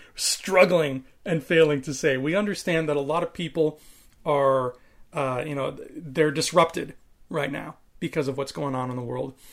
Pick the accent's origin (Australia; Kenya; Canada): Canada; I'm a homegrown Canadian boy, even though my background is Maltese and Italian. I was born in Canada.